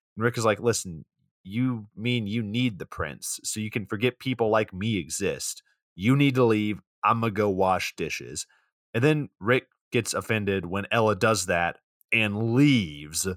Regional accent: Atlanta, Georgia, United States; I'm from Atlanta

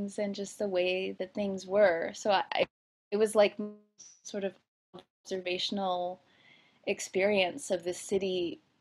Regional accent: outside of Philadelphia, Pennsylvania, United States; moved away as an adult; also born or lived in Olympia, Washington / New York City; grew up outside of Philadelphia, and it was like a close-in suburb to the city

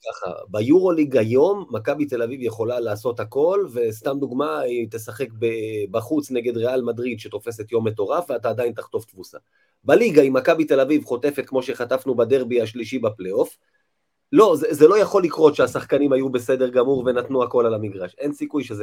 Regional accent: Rishon LeZion, Central District, Israel; אני יליד ראשון

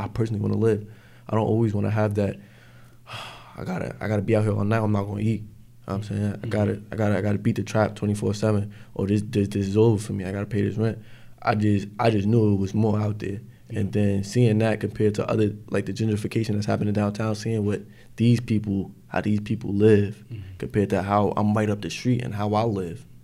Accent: Newark, New Jersey, United States; born or raised there

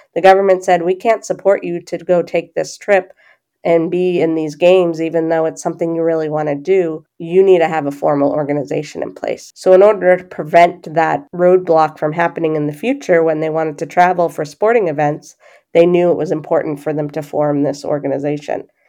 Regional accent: Boston, Massachusetts, United States; I grew up in the Boston area

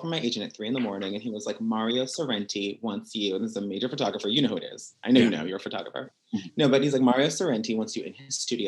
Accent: Woodbridge, Virginia, United States; moved away as an adult; now in Los Angeles, United States; I grew up in Woodbridge, Virginia. I left when I was 18

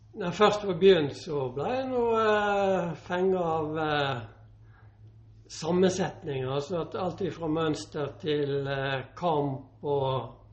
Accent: Northern Norway, Norway; also born or lived in Bø / Sogndal; now in Bergen, Norway; der jeg vokste opp i uh, eh, nord

